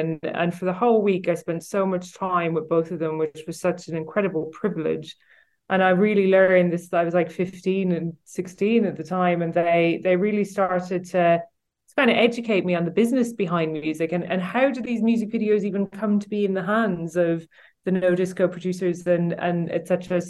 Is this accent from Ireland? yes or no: yes; Kanturk, Munster, Ireland; moved away; I'm originally from Kanturk in County Cork. So I grew up in Kanturk